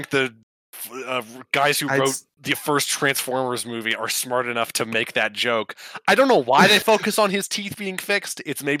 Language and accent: English; Kansas City, Missouri, United States; He was born in my hometown?